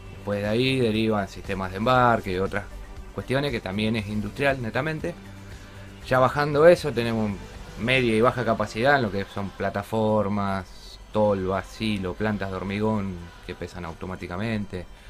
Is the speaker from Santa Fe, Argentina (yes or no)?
yes; Rosario, Santa Fe, Argentina; yo soy de Rosario